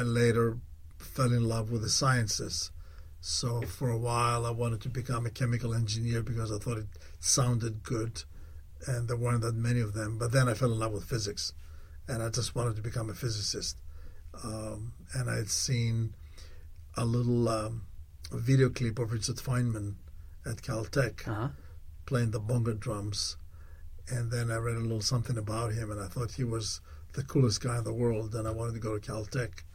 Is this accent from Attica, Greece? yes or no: no; Thessaloniki, Central Macedonia, Greece; I was born in Thessaloniki in Greece.